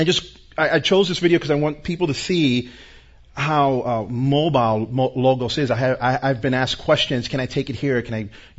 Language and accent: English; New York, United States; I'm from New York, born and raised.